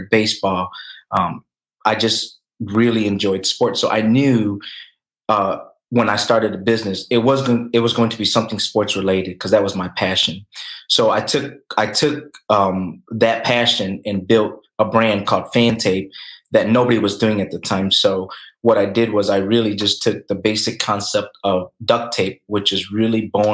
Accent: Lansing, Michigan, United States; Asian growing up in Lansing, Michigan

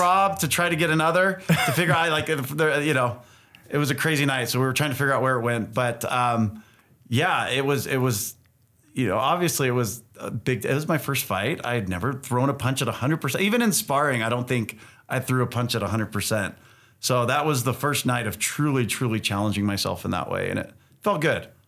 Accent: California, United States; also born or lived in Utah; Growing up in California

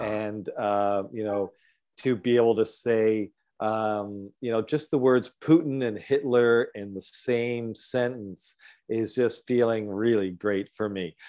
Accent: Galt, Ontario, Canada; now in British Columbia, Canada; my hometown, um, Galt in Guelph area in Ontario, and then here in B C.

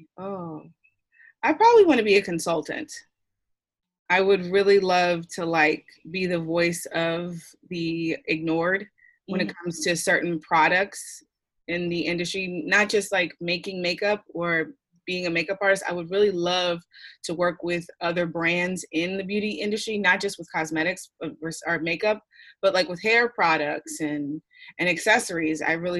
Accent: Philadelphia, Pennsylvania, United States; I'm from Philly originally. So I don't know if everyone knows that about me. It's like born and bred, still live there.

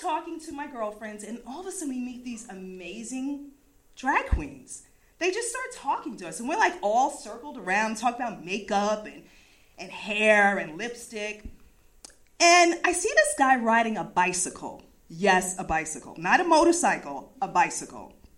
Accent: East Coast, United States; I'm from the East Coast

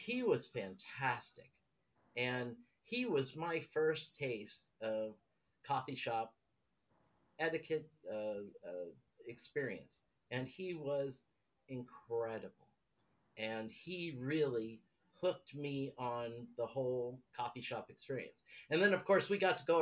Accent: Los Angeles, California, United States; moved away as an adult; also born or lived in Las Vegas / Laguna Beach / Dana Point / Victoria, British Columbia; now in Netherlands; originally from California. I was born in Hollywood.

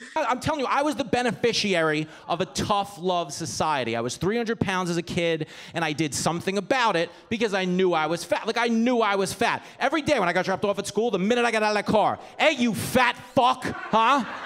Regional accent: Levittown, New York, United States; I grew up in Levittown.

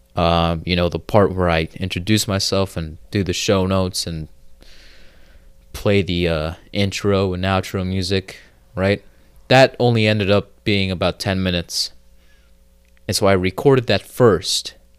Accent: United States; I'm American

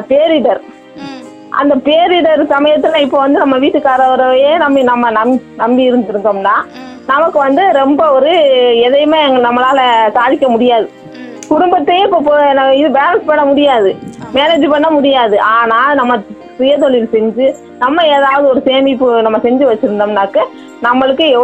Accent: Marakkiyarpattinam, Tamil Nadu, India; நான் மரக்கியார்பட்டினம் பஞ்சாயத்து சேர்ந்தவங்க

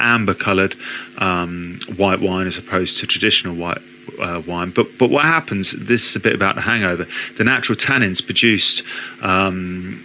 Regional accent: United Kingdom; being British

